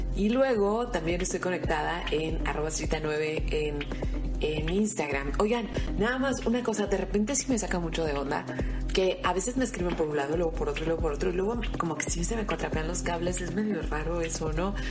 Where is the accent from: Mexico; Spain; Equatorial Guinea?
Mexico; Mexicali, Baja California; no soy una mexicana muy especial